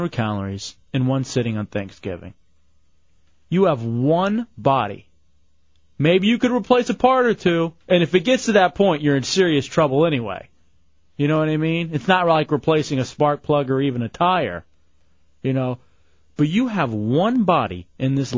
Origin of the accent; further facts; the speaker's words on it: Dallas, Texas, United States; now in Orlando, United States; I'm from Dallas